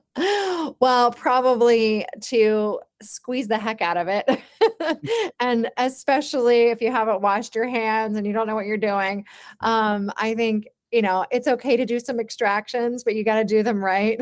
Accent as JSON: {"language": "English", "town": "Charlottesville", "region": "Virginia", "country": "United States", "tie": "born or raised there", "said": "I was born in Charlottesville, Virginia, and I, I grew up on, uh, an organic farm"}